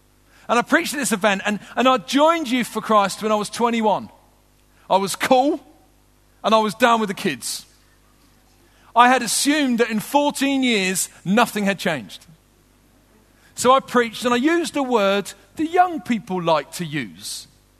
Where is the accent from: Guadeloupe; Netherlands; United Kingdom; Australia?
United Kingdom; England; also born or lived in London; I am from the United Kingdom, so this is my homeland. But in the little bit I live in England